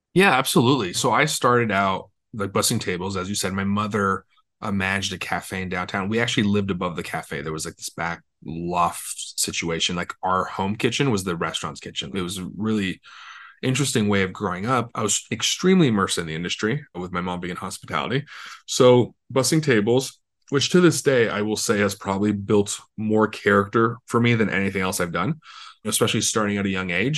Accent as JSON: {"language": "English", "town": "Los Angeles", "region": "California", "country": "United States", "tie": "born or raised there", "said": "I'm from Los Angeles, born and raised"}